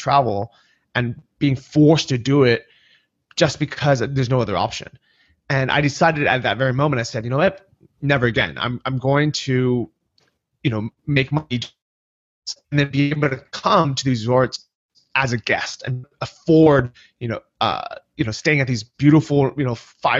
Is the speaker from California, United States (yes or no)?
yes; California, United States; moved away as an adult; also born or lived in San Francisco; now in Chiang Mai, Thailand; I grew up in California, San Francisco and Southern California